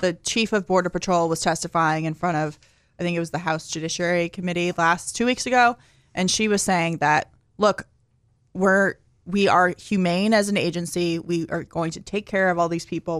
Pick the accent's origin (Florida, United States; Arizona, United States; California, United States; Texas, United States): Arizona, United States; growing up in Arizona